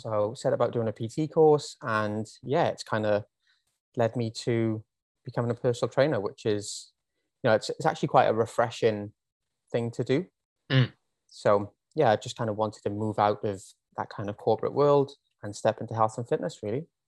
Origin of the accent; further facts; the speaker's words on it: Wales, United Kingdom; moved away as an adult; now in Australia; I am from Wales originally. If you didn't already pick up on the accent